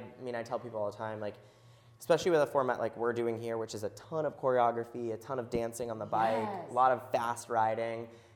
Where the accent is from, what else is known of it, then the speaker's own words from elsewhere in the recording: Wilder, Kentucky, United States; also born or lived in Cincinnati, Ohio; I actually grew up in Northern Kentucky. So Wilder, which is like Fort Thomas area. Yep. And then, I went to school here and stayed here and haven't left.